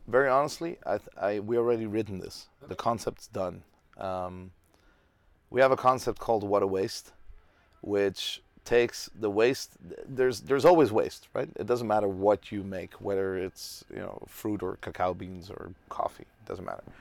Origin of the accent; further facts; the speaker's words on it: Tel Aviv, Tel Aviv District, Israel; now in Amsterdam, Netherlands; I'm from Tel Aviv